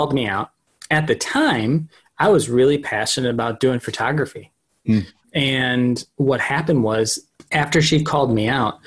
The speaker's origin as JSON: {"language": "English", "town": "St. Louis", "region": "Missouri", "country": "United States", "moved": "as an adult", "lives_now": "Austin, United States", "said": "I'm originally actually from St. Louis, but I moved to Austin, Texas in 2012"}